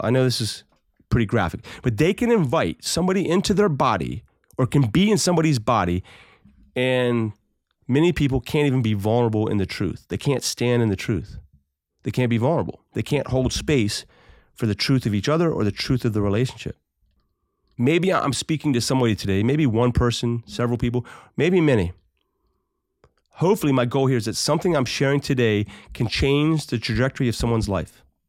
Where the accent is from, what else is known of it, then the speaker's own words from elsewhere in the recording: United States; as American citizens